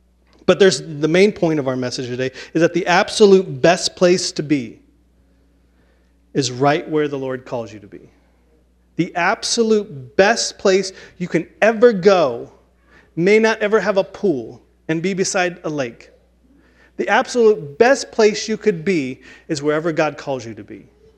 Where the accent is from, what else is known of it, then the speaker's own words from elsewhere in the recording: Chattanooga, Tennessee, United States; also born or lived in Winston-Salem, United States / Kansas City, United States / Ohio / Georgia; I grew up in Chattanooga, Tennessee, and then Winston-Salem, North Carolina, and then Kansas City, Missouri, and then over to Ohio, and we were there for a long time